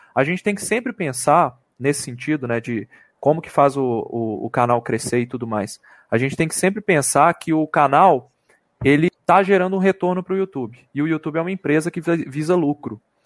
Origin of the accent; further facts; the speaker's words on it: Belo Horizonte, Minas Gerais, Brazil; Sou de BH